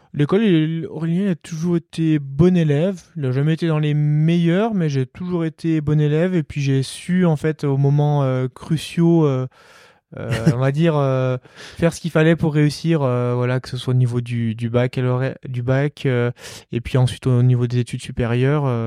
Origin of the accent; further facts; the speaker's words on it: Marthod, Auvergne-Rhône-Alpes, France; also born or lived in Albertville; j'allais euh, au foot dans mon petit village euh, où j'ai grandi à Marteau